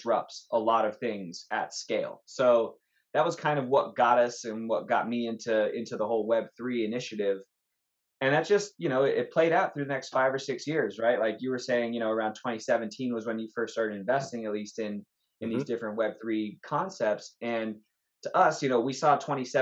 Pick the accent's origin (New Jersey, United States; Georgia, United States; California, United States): California, United States; Los Angeles; I'm from Los Angeles